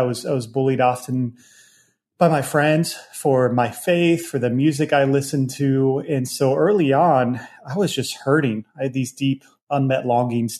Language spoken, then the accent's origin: English; Virginia, United States; I grew up in Virginia